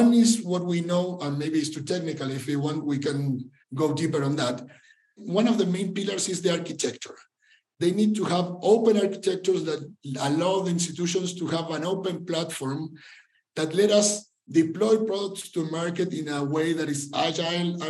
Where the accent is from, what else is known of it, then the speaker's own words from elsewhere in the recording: Argentina; moved away as an adult; now in Mexico; I'm from Argentina originally, but I've been living in Mexico since 2011